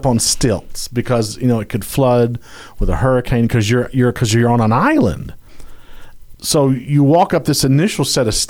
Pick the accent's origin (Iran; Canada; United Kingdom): United Kingdom; I'm British.